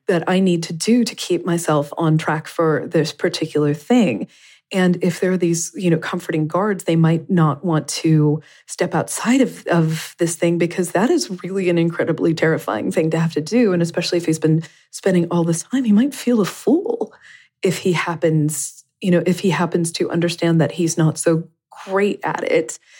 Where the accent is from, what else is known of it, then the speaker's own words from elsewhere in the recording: Kentucky, United States; I grew up in Kentucky